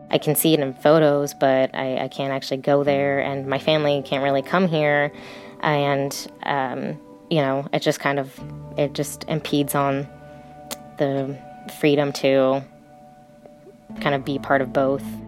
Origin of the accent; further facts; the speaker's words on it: California, United States; America, California is my home